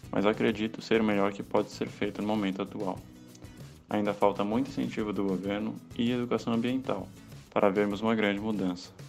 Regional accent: Florianópolis, Santa Catarina, Brazil; Vou contar para vocês sobre a política de lixo da minha cidade natal, Florianópolis, que vem fazendo um trabalho bem interessante.

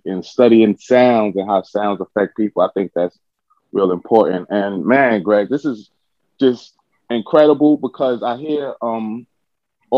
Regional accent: New York City, New York, United States; I'm from Brooklyn

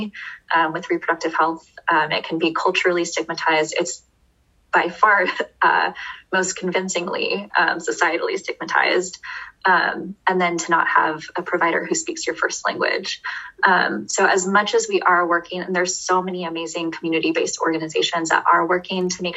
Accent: Beaverton, Oregon, United States; I grew up in Beaverton

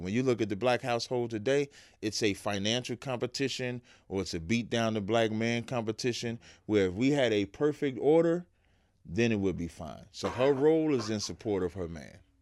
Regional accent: Jersey City, New Jersey, United States; also born or lived in Roselle, New Jersey; now in West Orange, United States; I moved to Jersey City, uh, in, like, eighty-four

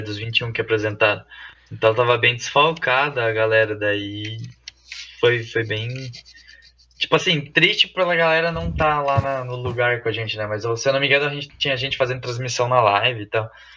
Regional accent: Toledo, Paraná, Brazil; eu já sou aqui de Toledo

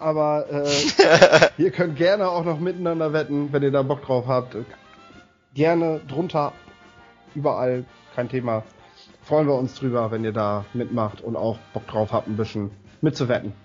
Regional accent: Northern Germany, Germany; ich als Norddeutscher

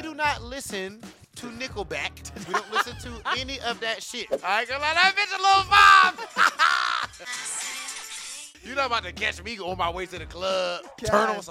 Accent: Ohio, United States; moved away as an adult; now in Los Angeles, United States; You know, I'm originally from Ohio, which is very different than LA. So I moved

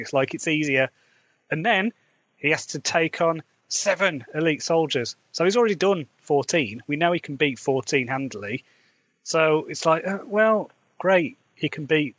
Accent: Midlands, England, United Kingdom; accent: Midlands; I've got a Midlands accent

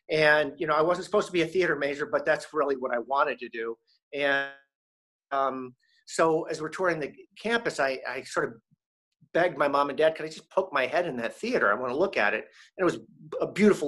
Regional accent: Syracuse, New York, United States; born there; I was born in Syracuse. We left Syracuse.

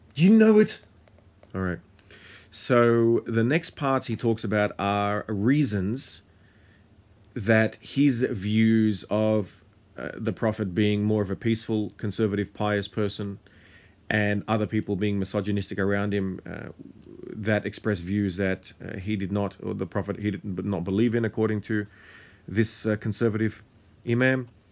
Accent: Australia; also born or lived in Lebanon / Syria; I am someone who was born and raised in Australia

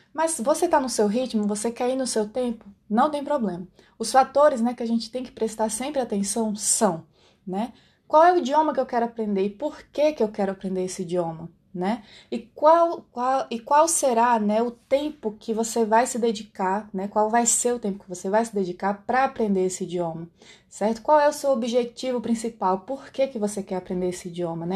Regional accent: Brazil; accent: Brazilian Portuguese; first language Brazilian Portuguese; o meu idioma nativo é o português brasileiro

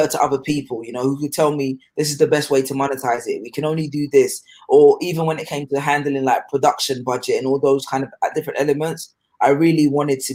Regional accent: London, United Kingdom; also born or lived in Ghana / Sheffield; I grew up in London. My family's originally from Ghana, but most of my although I spent time in Ghana when I was younger, most of my identity has been shaped by my time in London, particularly North London, Wood Green

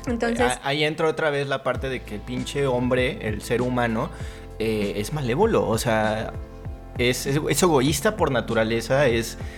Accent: Mexico

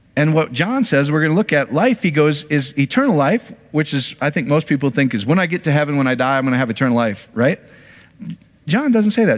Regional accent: Iowa, United States; I grew up in Iowa.

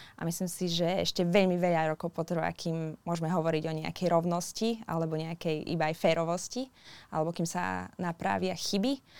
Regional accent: Slovakia; now in New Zealand

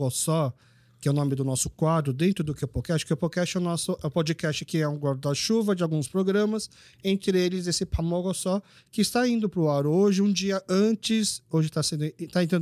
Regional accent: Brazil; born there; Porque, na verdade, assim, eu sou filho de coreanos, eu nasci aqui no Brasil

